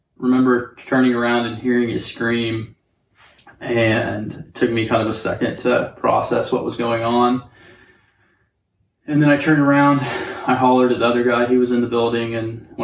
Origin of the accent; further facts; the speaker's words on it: Northwest Oklahoma, United States; I was born and raised in like Northwest Oklahoma. All my family's like from around the Enid area